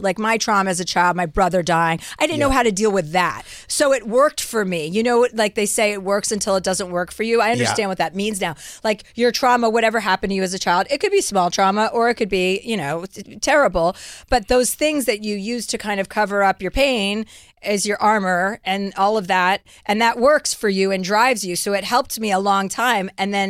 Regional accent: Livingston, New Jersey, United States; Livingston, New Jersey, wow. And then Martha's Vineyard in the summertime

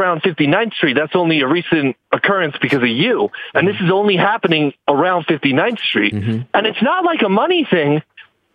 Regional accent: Fort Lee, New Jersey, United States; I'm from Fort Lee.

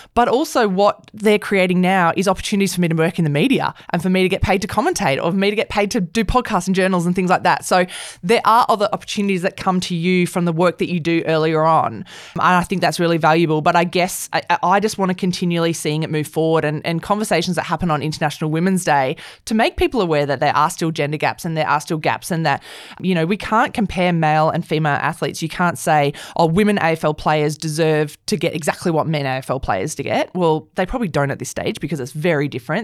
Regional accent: Perth, Western Australia, Australia; I grew up in Perth

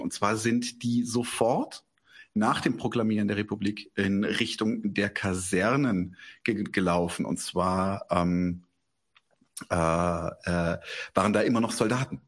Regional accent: Bavaria, Germany; ich als äh, Bayer

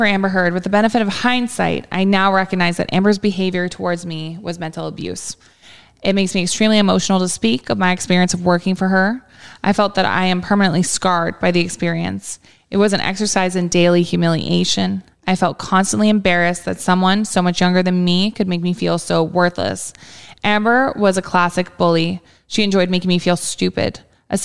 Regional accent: Brisbane, Queensland, Australia; a newspaper article from my hometown of Brisbane.

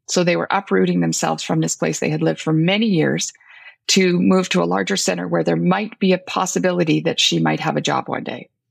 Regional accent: Northern Ontario, Canada; I come from Northern Ontario

